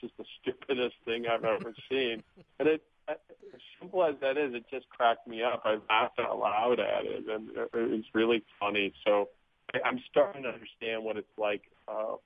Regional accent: Wisconsin, United States; I grew up in Wisconsin

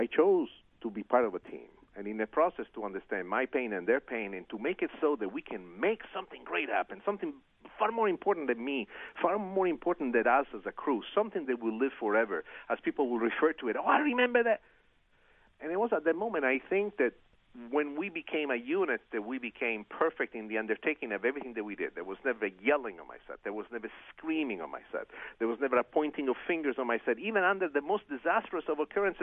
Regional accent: Italy; first language Italian; English is a second language; moved away; my original language, Italian

